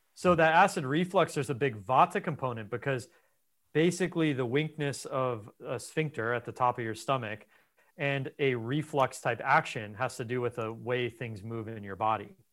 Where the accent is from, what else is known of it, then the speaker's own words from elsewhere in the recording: Los Angeles, California, United States; I was raised in Los Angeles